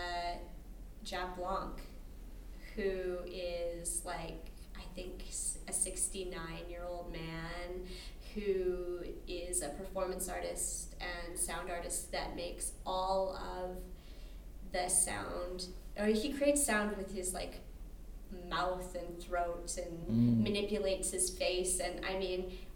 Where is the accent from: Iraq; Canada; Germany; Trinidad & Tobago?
Canada; Alberta; now in Chicago, United States